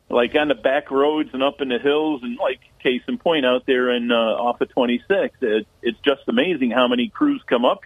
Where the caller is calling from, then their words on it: Endicott, New York, United States; from Endicott. I used to live on Juneberry Road when that scene was shot.